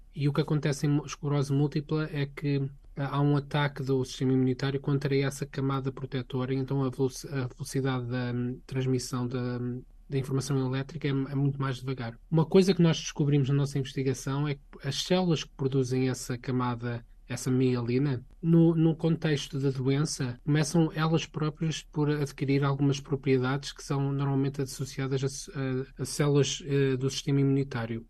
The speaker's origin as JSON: {"language": "Portuguese", "country": "Portugal", "also_born_or_lived": "Sweden", "moved": "as an adult", "lives_now": "Stockholm, Sweden", "said": "quando eu saí de Portugal"}